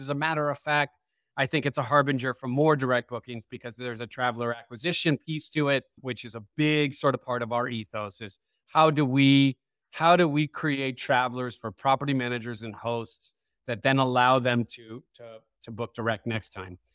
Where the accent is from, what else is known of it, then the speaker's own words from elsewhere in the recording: San Francisco, California, United States; born and raised in San Francisco